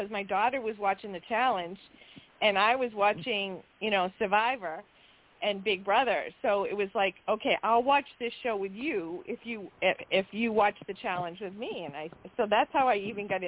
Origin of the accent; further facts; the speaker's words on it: Massachusetts, United States; now in Florida, United States; I was originally from Massachusetts, but I'm down here in Florida now.